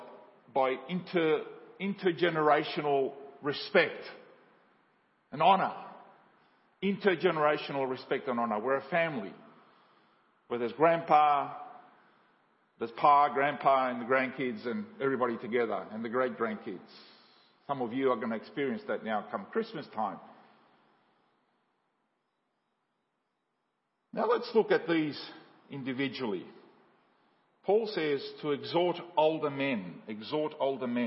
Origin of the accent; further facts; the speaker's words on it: Australia; also born or lived in Paraguay; I grew up in Paraguay and from the 70s and 80s when I've grown up in Australia